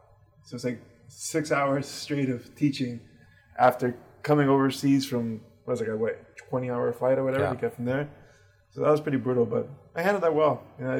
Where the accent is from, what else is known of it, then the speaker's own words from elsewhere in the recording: Miami, Florida, United States; I'm from Miami